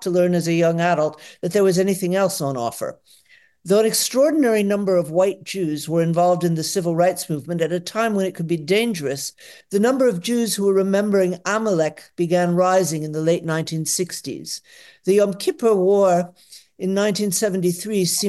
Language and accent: English; Atlanta, Georgia, United States; now in Potsdam, Germany; I was born in Atlanta, Georgia in 1955